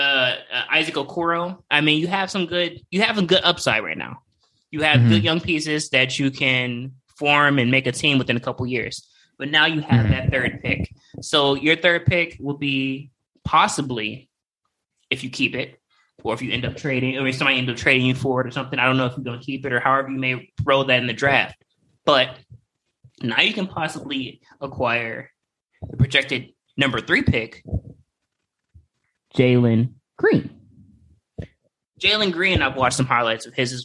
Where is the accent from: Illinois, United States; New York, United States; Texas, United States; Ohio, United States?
Ohio, United States; Cleveland; I'm from Cleveland